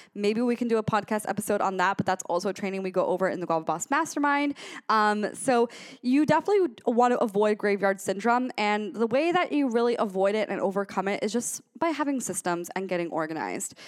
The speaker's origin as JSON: {"language": "English", "town": "Gainesville", "region": "Florida", "country": "United States", "said": "I'm from Gainesville, Florida"}